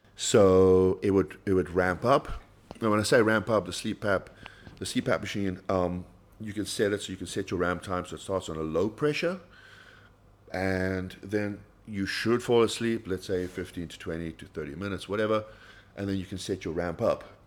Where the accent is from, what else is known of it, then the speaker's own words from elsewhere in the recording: South Africa; as a South African